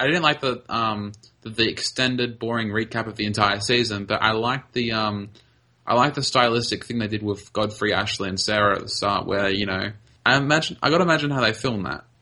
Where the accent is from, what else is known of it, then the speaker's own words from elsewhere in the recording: Australia; I'm Australian.